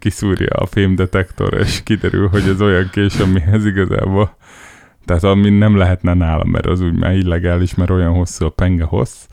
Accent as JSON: {"language": "Hungarian", "town": "Szeged", "region": "Csongrád-Csanád", "country": "Hungary", "tie": "born or raised there", "moved": "yes", "lives_now": "Budapest, Hungary", "said": "Szegeden nőttem föl"}